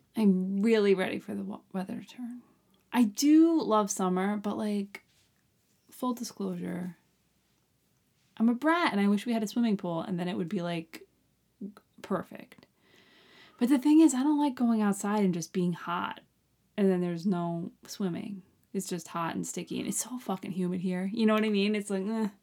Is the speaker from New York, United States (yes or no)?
yes; Long Island, New York, United States; I'm from Long Island